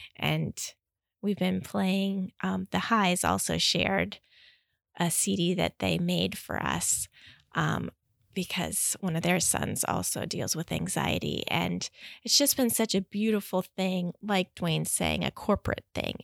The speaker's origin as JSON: {"language": "English", "region": "Midwest", "country": "United States", "tie": "born or raised there", "moved": "as an adult", "lives_now": "Schwenksville, United States", "said": "I grew up in the Midwest and then moved out in two thousand to attend E-, Eastern University"}